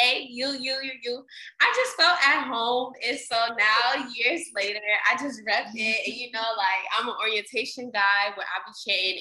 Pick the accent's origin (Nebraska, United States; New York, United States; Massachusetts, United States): New York, United States; New York City; moved away as an adult; also born or lived in Atlanta; leaving the Bronx and then going to HBCU